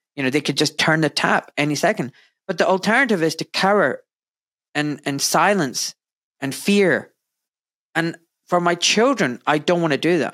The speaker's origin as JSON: {"language": "English", "town": "Glasgow", "region": "Scotland", "country": "United Kingdom", "tie": "born or raised there", "said": "I was born in Scotland in wet, wet and very grey Glasgow."}